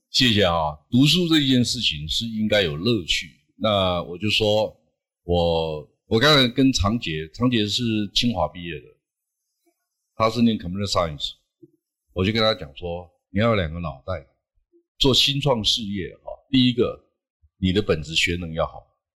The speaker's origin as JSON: {"language": "Chinese", "town": "Toucheng", "region": "Yilan County", "country": "Taiwan", "tie": "born or raised there", "said": "我老家在宜兰头城嘛"}